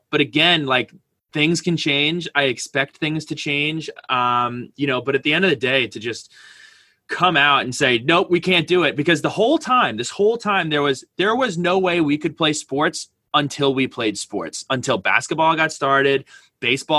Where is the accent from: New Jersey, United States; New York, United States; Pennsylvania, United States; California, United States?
New Jersey, United States; Westwood; I come from Westwood, New Jersey